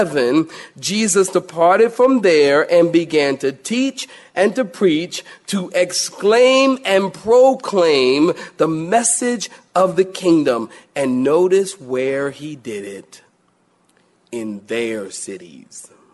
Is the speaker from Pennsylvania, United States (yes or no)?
yes; Philadelphia, Pennsylvania, United States; moved away; I'm from Philly, I've told you, and you know, from time to time, I've gone home with my family